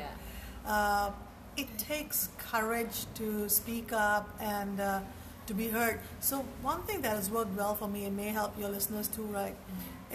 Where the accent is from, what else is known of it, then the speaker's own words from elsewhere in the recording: India; moved away as an adult; now in Singapore; I grew up in India and moved to Singapore about almost 20 years ago.